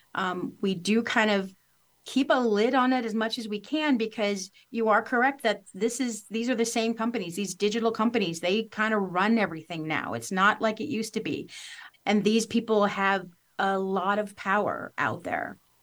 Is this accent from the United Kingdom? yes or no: no; Missouri, United States; moved away as an adult; also born or lived in Los Angeles; I grew up here in Missouri, went to, to Los Angeles and worked for several years